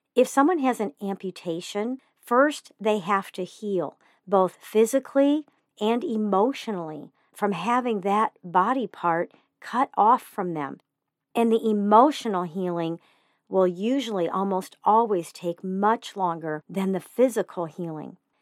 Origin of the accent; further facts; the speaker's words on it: Joplin, Missouri, United States; moved away; I spent a few years growing up in Joplin, Missouri